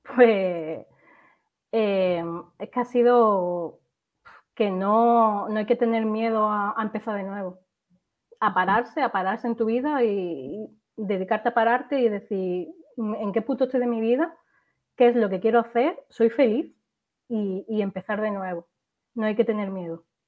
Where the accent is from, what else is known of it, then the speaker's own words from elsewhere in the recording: Seville, Andalusia, Spain; now in Málaga, Spain; yo soy de Sevilla originariamente y vivo en Málaga